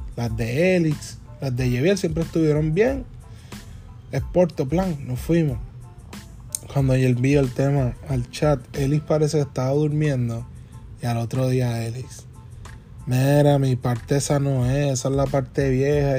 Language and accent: Spanish; Puerto Rico; somos boricuas que queremos sonar americano